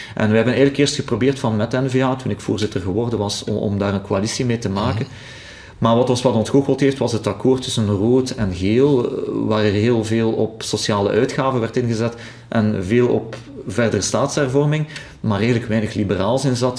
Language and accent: Dutch; Flanders, Belgium; we zien dat als Vlamingen